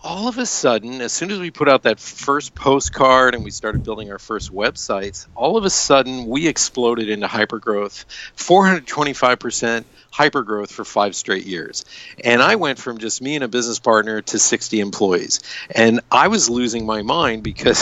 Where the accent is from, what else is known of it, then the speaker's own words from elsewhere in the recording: United States; I grew up in America, a baby boomer.